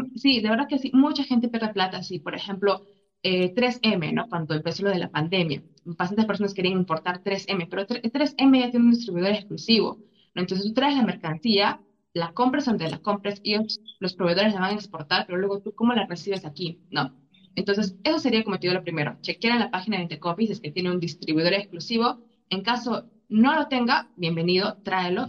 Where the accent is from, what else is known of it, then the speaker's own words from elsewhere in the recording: Arequipa, Peru; moved away as an adult; also born or lived in Lima / China; soy peruana, sí, viví en Arequipa, mis papás, nací en Lima, pero viví en Arequipa